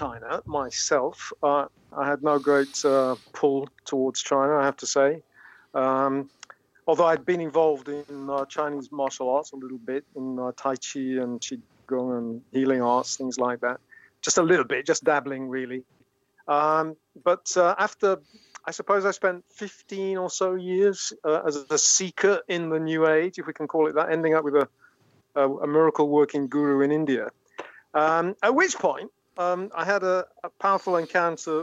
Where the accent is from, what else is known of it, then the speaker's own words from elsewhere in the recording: Burnley, North West England, United Kingdom; Burnley is my hometown